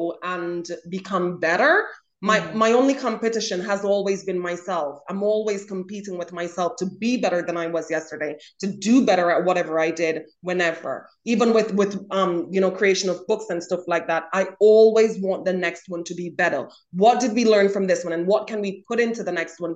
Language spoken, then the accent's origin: English; Jamaica; I grew up in Jamaica